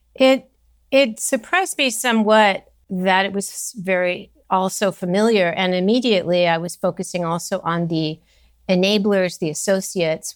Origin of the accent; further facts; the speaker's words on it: Los Angeles, California, United States; I grew up in California, Southern California